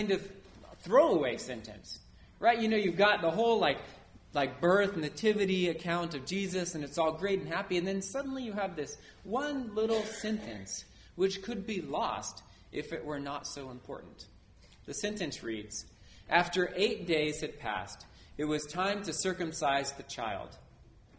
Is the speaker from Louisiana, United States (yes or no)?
yes; New Orleans, Louisiana, United States; I was born in New Orleans